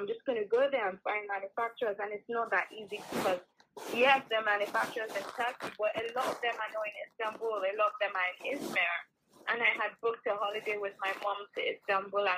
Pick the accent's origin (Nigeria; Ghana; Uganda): Nigeria; moved away; I grew up in Nigeria